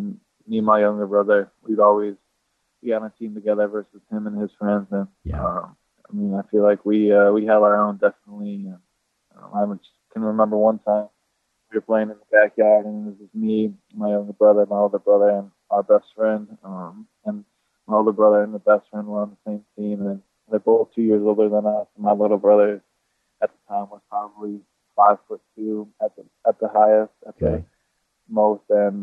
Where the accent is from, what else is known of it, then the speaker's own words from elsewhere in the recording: South Bend, Indiana, United States; Yeah, I think in South Bend, either you kind of grow up loving Notre Dame, you kind of grow up, you just don't like them.